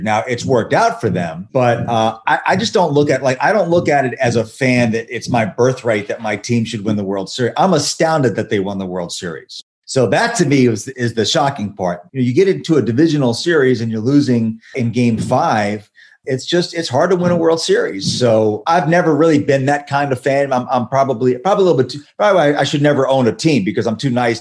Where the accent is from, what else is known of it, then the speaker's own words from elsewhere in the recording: Washington, District of Columbia, United States; I was all about the Redskins, like every other kid of that era growing up in Washington